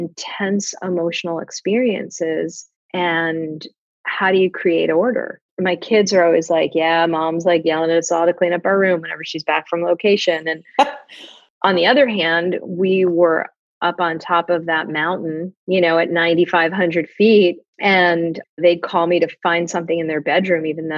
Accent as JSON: {"language": "English", "town": "Fort Lauderdale", "region": "Florida", "country": "United States", "tie": "born or raised there", "said": "a kid growing up in Fort Lauderdale, Florida"}